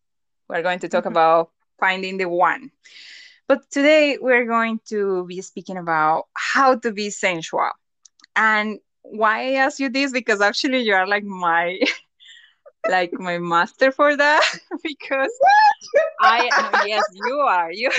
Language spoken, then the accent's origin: English; Colombia; moved away as an adult; now in Bulgaria; I'm Colombian and I decided to come to live to Bulgaria